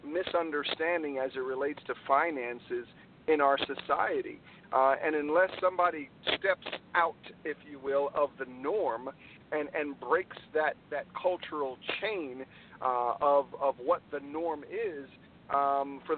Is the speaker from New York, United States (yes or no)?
yes; New York, United States; also born or lived in Trinidad and Tobago; I was born in the islands, Trinidad and Tobago. Moved to New York with my family when I was about 6 years old. So I grew up in New York